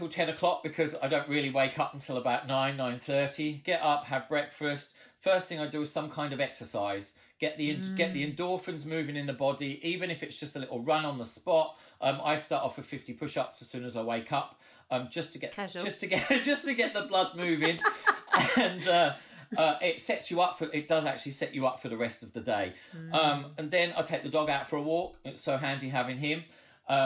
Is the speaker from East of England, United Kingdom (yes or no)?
yes; Ipswich, East of England, United Kingdom; I'm from Ipswich, and my parents used to teach at the local dance school. And so I was always there from birth.